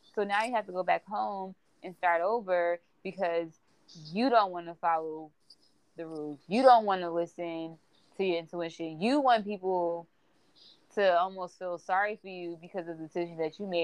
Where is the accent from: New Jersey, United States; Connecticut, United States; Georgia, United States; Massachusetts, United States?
New Jersey, United States; also born or lived in St. Louis, Missouri; I'm I'm from Jersey, moving back was such an adjustment for me